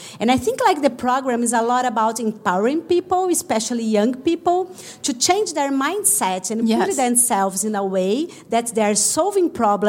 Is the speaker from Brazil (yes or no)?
yes; Brazil; I'm from Brazil